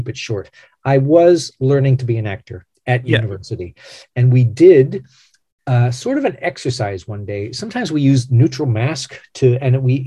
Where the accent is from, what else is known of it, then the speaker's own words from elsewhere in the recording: Canada; I am a Canadian actor